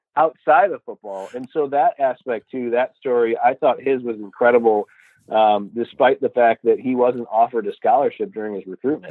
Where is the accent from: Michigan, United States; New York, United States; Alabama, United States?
Michigan, United States; Rochester Hills; also born or lived in Mount Pleasant, Michigan; I'm born and raised in Rochester Hills